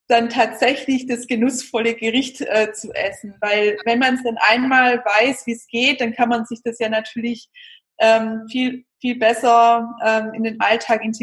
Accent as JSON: {"language": "German", "region": "Baden-Württemberg", "country": "Germany", "accent": "Swabian", "said": "vor allem wir sind ja aus dem Schwabenland, hört man ja bestimmt."}